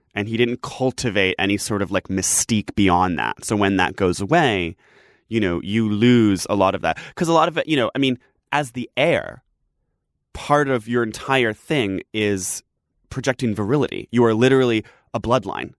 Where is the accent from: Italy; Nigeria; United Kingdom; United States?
United Kingdom; England; I'm from England